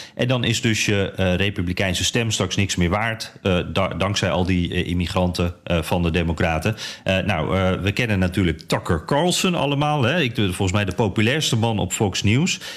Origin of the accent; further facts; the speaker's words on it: Netherlands; als Nederlander